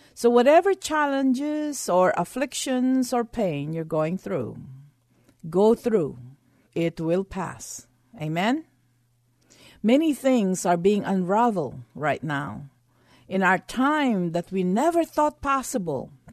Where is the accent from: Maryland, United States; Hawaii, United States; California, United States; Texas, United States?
Texas, United States; being a Texan, I had to have a red pickup truck